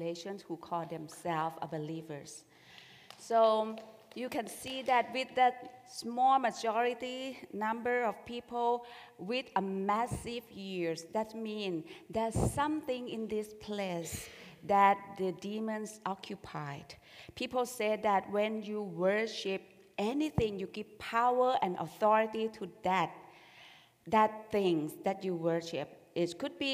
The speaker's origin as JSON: {"language": "English", "region": "Bangkok", "country": "Thailand", "tie": "born or raised there", "moved": "yes", "said": "I grew up in Bangkok"}